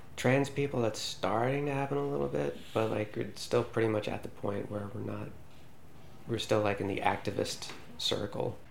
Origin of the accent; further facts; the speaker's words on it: United States; now in Iceland; as an American citizen